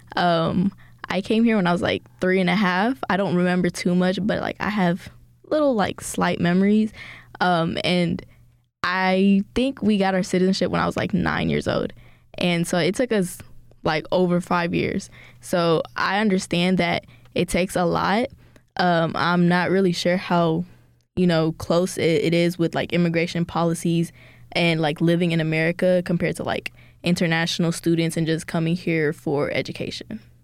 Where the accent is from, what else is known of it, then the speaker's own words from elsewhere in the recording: Ethiopia; now in United States; I was born in Ethiopia and my dad brought us here because of, like, war problems